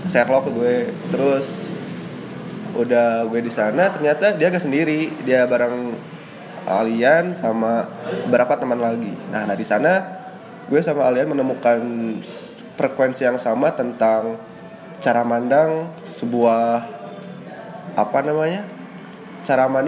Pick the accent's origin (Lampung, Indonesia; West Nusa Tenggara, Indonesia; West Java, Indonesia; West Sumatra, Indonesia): West Java, Indonesia; Tasikmalaya; gue lahir di Tasikmalaya beberapa, beberapa belas tahun yang lalu.